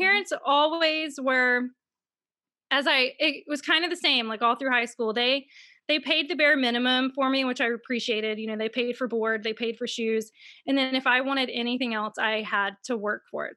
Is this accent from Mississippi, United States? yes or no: yes; Mississippi, United States; I'm from Mississippi, and I know everyone thinks in Mississippi that we all have, like, no shoes and we live on farms, but I actually grew up in a neighborhood